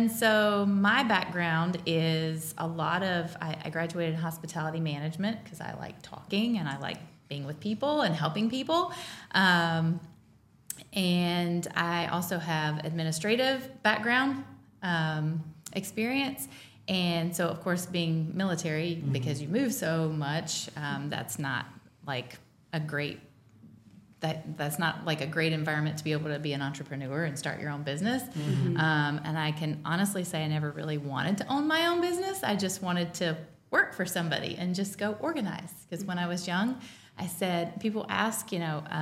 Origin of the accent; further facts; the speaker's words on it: North Carolina, United States; now in Missouri, United States; I am from North Carolina originally.